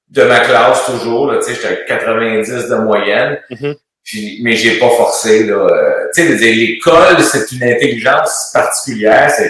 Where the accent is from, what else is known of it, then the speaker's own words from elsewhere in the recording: Montreal, Quebec, Canada; also born or lived in Sainte-Clotilde, Quebec; suis tombé tout de suite à ville saint pierre Ville-la-Salle. On a tourné à l'entour de ça pendant un petit bout. Mais je suis né à Sainte-Clotilde.